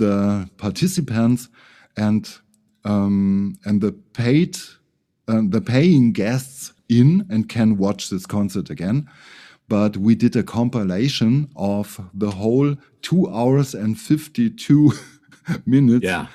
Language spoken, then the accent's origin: English; Ingolstadt, Bavaria, Germany; English is a second language; aus Ingolstadt